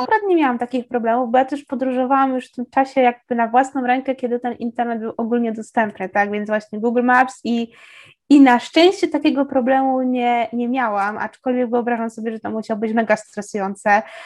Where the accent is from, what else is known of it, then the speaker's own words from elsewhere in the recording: southern Poland, Poland; ja jestem z południa